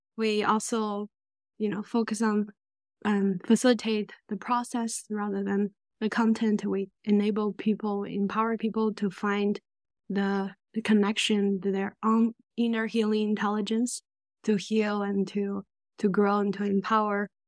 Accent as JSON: {"language": "English", "country": "China", "tie": "born or raised there", "moved": "yes", "said": "I grew up in China."}